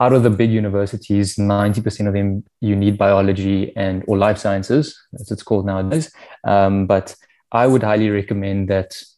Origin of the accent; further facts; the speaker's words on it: Cape Town, Western Cape, South Africa; also born or lived in Soweto; I'm born and raised in Cape Town. Was a Rondebosch boy from grade 1 to grade 12